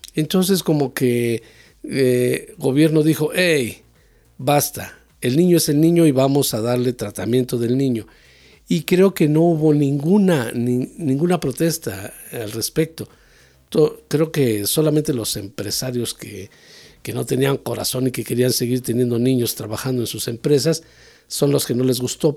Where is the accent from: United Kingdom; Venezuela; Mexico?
Mexico